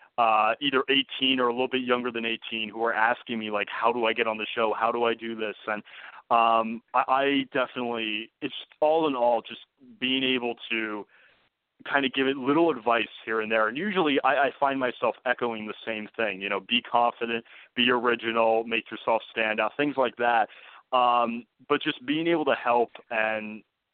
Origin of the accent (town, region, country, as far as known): New Jersey, United States; born or raised there